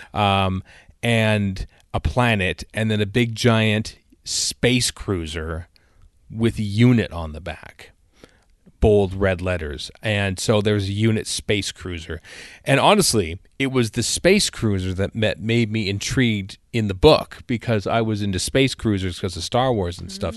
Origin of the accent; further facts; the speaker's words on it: Cambridge, Alberta, Canada; I went to the library in my hometown of Cambridge, Alberta